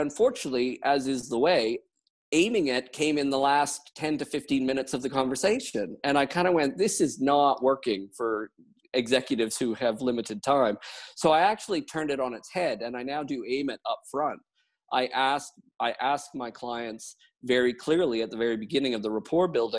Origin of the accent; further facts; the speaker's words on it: Canada; also born or lived in United Kingdom / New Zealand; now in Wellington, New Zealand; I'm Canadian by origin, and I moved to the UK